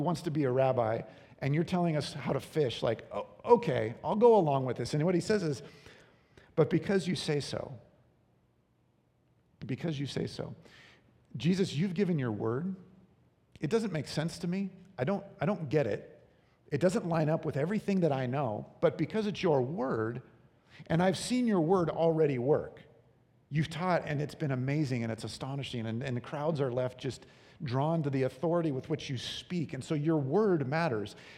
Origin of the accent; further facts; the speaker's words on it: Long Beach, California, United States; I grew up in Long Beach, California